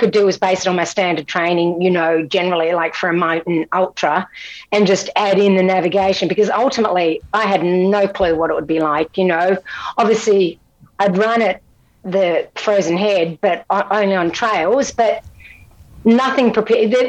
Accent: Scotland, United Kingdom; now in Australia; From Scotland, yeah. I mean, I've, I've become a citizen, but I'm not Australian

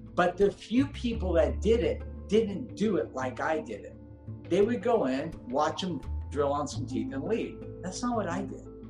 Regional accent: Los Angeles, California, United States; I grew up in Granada Hills

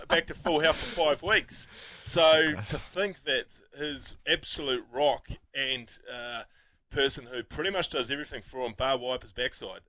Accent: New Zealand; as Kiwi sports fans

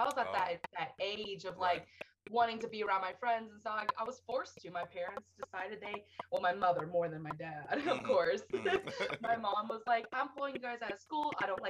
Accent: South Carolina, United States; also born or lived in Florida / Iowa; now in Las Vegas, United States; I'm originally from South Carolina.

